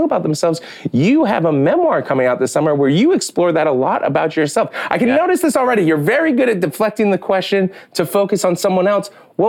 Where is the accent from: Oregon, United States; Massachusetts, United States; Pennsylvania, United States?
Massachusetts, United States; Boston; Don't worry about it. I'm from Boston.